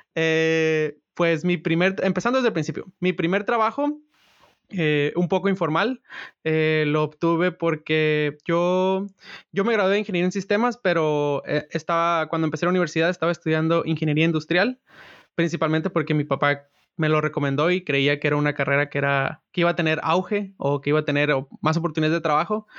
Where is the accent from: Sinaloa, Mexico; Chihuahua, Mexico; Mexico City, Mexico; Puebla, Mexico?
Sinaloa, Mexico; Culiacán; moved away as an adult; now in Los Gatos, United States; Yo soy de originario de Culiacán. Nací, viví en Culiacán hasta los 22 años.